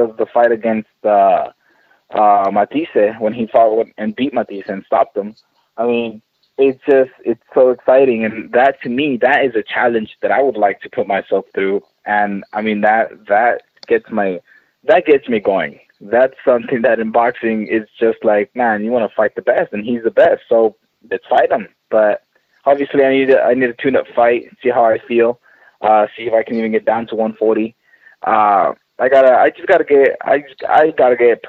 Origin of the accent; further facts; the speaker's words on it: San Antonio, Texas, United States; here in my home state of Texas in San Antonio